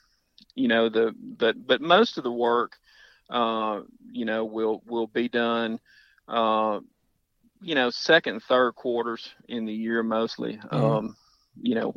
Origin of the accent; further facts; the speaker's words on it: Houston, Texas, United States; moved away as an adult; also born or lived in Urania, Louisiana; now in Louisiana, United States; I was born and raised in Houston